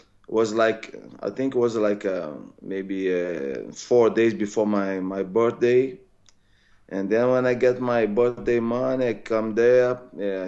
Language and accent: English; Rio de Janeiro, Brazil; English is a second language; I'm come from Rio de Janeiro, Brazil.